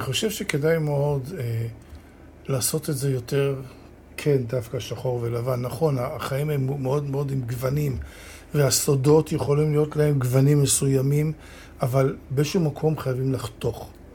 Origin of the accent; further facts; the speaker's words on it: Holon, Tel Aviv District, Israel; גדלתי בתל גיבורים בחולון